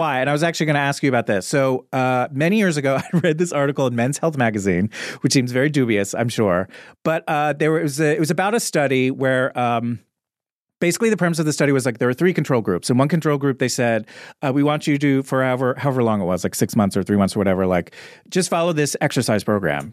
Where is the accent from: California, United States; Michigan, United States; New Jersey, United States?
New Jersey, United States; Little Silver; moved away; I grew up in a small town in New Jersey called Little Silver